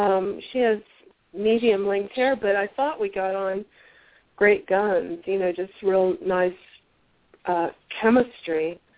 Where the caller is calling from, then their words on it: Tucson, Arizona, United States; Tucson, Arizona.